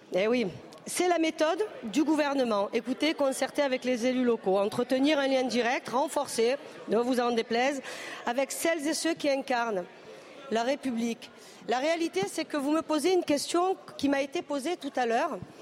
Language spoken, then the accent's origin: French; the South, southern France, France; on vient du Sud tous les deux